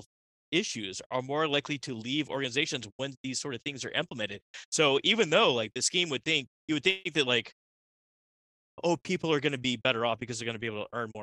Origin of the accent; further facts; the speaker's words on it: Texas, United States; I'm from Texas